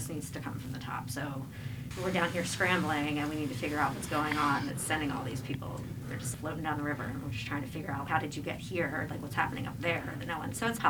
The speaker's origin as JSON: {"language": "English", "town": "Voorhees", "region": "New Jersey", "country": "United States", "also_born_or_lived": "Colorado", "lives_now": "Philadelphia, United States", "said": "I am originally from Voorhees, New Jersey."}